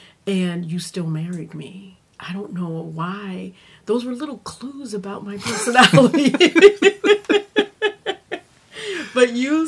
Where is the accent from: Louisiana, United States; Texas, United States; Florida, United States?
Louisiana, United States; we're originally from Louisiana, and when we moved here